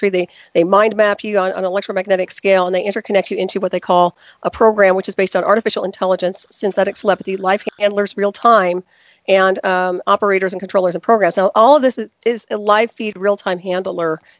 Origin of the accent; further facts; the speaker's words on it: Texas, United States; Well, in many places. So I can't say I was East Coast. I was mostly Texas, actually.